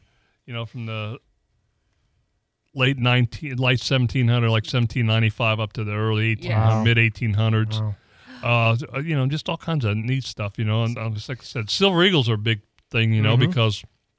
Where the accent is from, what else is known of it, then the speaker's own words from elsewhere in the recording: San Antonio, Texas, United States; I was born in San Antonio.